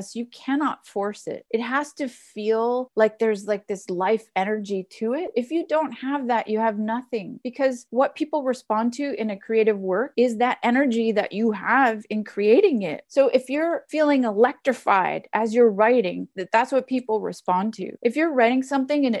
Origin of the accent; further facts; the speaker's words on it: Canada; moved away; also born or lived in Ontario / Nova Scotia / Amherst, Massachusetts; I'm from Canada